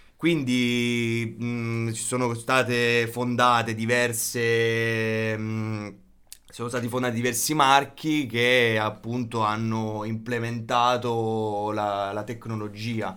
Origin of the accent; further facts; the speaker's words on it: Policoro, Basilicata, Italy; vengo da, mm, da Matera, provincia di Matera, precisamente da Policoro